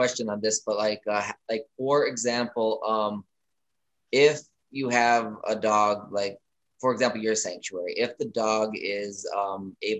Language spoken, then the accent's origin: English; Pennsylvania, United States; now in Maryland, United States; I live in Maryland, but I'm from Pennsylvania, but I do live in Maryland.